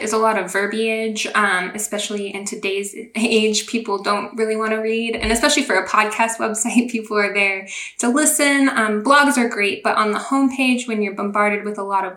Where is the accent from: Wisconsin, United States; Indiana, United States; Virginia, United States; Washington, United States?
Washington, United States; Seattle; moved away as an adult; now in North Carolina, United States; I'm actually from the Seattle area. That's where I grew up.